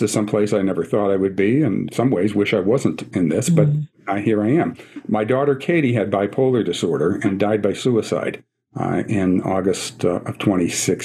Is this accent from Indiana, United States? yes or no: no; Scranton, Pennsylvania, United States; I'm from Scranton, Pennsylvania, the Diocese of Scranton, home of the office, and President Joe Biden's hometown